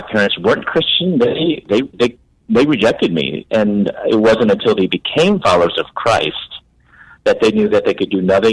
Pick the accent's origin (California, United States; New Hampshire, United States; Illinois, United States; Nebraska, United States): Illinois, United States; Chicago; moved away as an adult; also born or lived in Louisville, Kentucky / Atlanta; I'm originally from Chicago, moved to Louisville, Kentucky to pursue my doctorate in dentistry